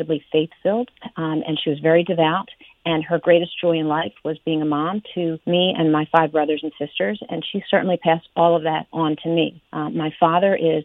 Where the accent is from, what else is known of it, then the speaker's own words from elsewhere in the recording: Wallingford, Pennsylvania, United States; moved away as an adult; now in Cumberland County, United States; I was born and raised in Delaware County. I grew up in Wallingford, Pennsylvania, down in Delco. I lived there until I was 21 years old